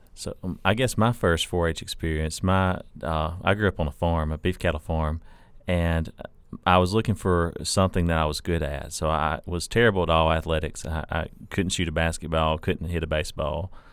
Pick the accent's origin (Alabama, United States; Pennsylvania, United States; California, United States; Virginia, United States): Alabama, United States; North; now in Mississippi, United States; grew up as a four H-er in a, a small town in North Alabama